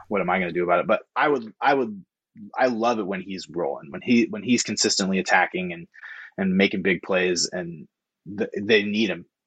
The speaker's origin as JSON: {"language": "English", "town": "Corvallis", "region": "Oregon", "country": "United States", "also_born_or_lived": "Madison, Wisconsin", "said": "I'm from Corvallis"}